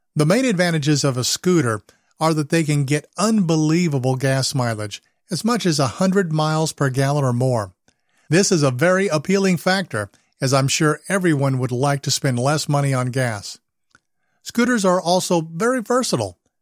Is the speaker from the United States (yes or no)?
yes; Southern California, United States; growing up in Southern California